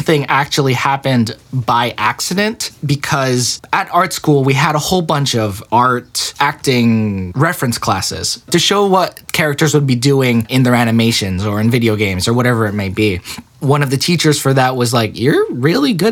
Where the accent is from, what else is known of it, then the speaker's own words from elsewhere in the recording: Connecticut, United States; now in Los Angeles, United States; Especially in Connecticut, where the Filipino community wasn't very big at all.